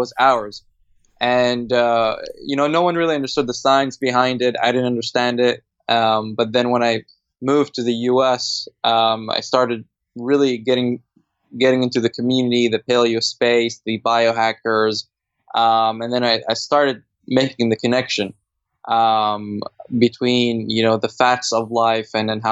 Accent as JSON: {"language": "English", "country": "Saudi Arabia", "tie": "born or raised there", "moved": "yes", "lives_now": "Australia", "said": "my hometown. Saudi Arabia"}